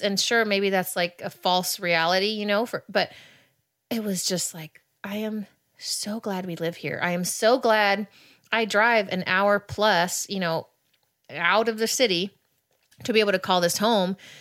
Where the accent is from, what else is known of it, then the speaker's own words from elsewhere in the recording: Kansas City, Missouri, United States; moved away; also born or lived in Texas; I was born on the Kansas side. However, I lived on the Missouri side pretty much my whole life. That's where I grew up.